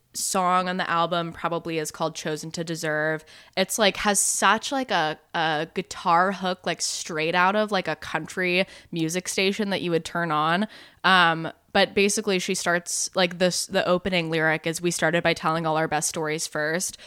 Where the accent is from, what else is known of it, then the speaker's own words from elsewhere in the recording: North Carolina, United States; my home state of North Carolina